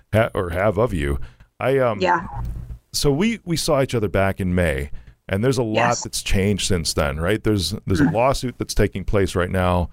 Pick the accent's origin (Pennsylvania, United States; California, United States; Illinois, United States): Illinois, United States; Chicago; I'm from Chicago.